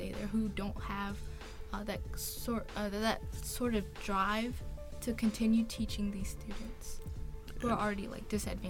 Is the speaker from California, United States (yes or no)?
no; Clayton County, Georgia, United States; I'm from Clayton County